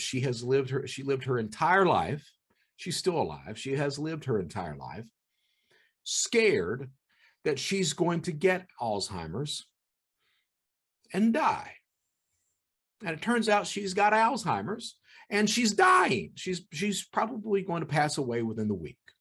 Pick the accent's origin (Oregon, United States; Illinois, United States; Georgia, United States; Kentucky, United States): Kentucky, United States; Eastern; I was born in Eastern Kentucky. My mother was a criminal